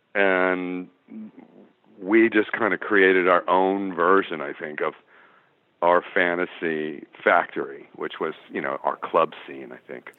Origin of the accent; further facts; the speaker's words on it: Los Angeles, California, United States; I grew up in the San Fernando Valley